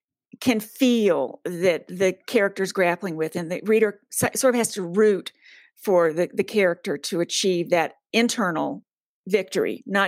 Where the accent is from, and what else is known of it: Charlotte, North Carolina, United States; born or raised there; now in West Coast, United States